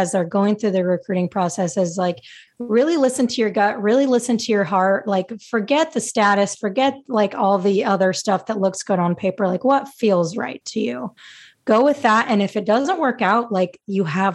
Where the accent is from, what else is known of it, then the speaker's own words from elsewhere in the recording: Utah, United States; moved away as an adult; also born or lived in Virginia; I wanted to stay close to home and I was from Utah